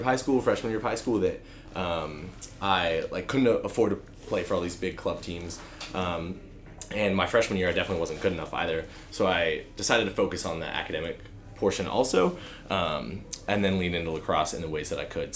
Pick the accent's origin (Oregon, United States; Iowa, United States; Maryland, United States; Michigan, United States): Oregon, United States; Portland; also born or lived in Nashville; now in Bend, United States; I grew up on the West Coast in Portland area